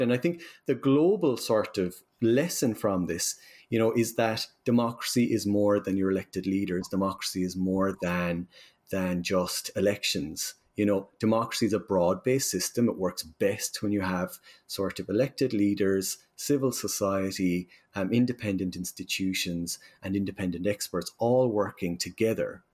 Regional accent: Ireland; accent: Irish; as you can tell from my accent, I'm from Ireland

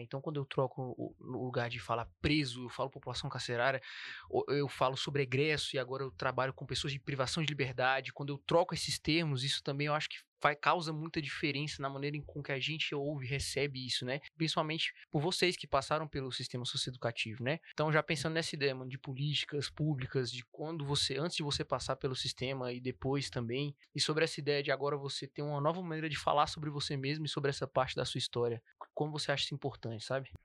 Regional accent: Ceilândia, Federal District, Brazil; venho da Ceilândia

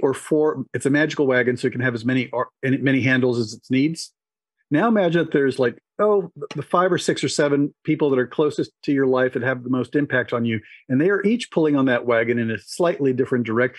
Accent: Cuba; moved away; I was born in Cuba.

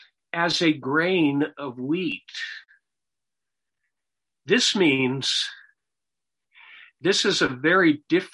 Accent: United States; growing up in America, even though I was not a believer

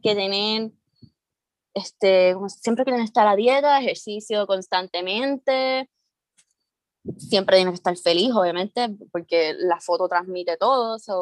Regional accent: San Juan, Puerto Rico; soy de Río Piedra, eh, padre cubano, madre dominicana

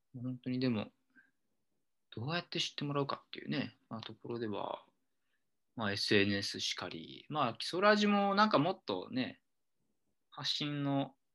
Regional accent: Seki, Gifu, Japan; moved away as an adult; also born or lived in Osaka; 18年ぐらいは岐阜県の関市で暮らしていて

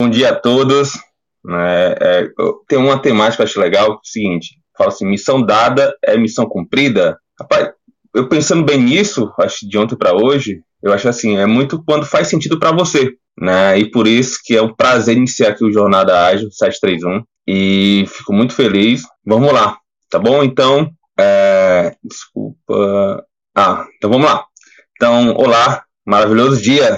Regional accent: Fortaleza, Ceará, Brazil; sou de Fortaleza

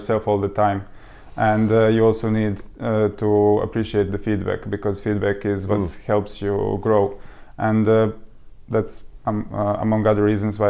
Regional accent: Serbia; moved away as an adult; now in United Kingdom; So we are both from Serbia originally. So we came to the UK about 5 years ago

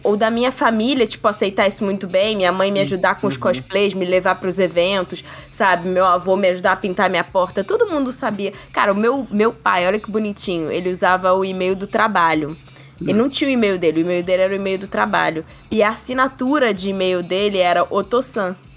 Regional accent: Brazil; a gente como brasileiro

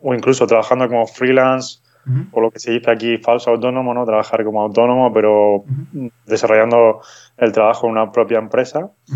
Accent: Madrid, Community of Madrid, Spain; moved away as an adult; also born or lived in Frankfurt, Germany / Zurich, Switzerland; now in Granada, Spain; soy original realmente de Madrid, de, España

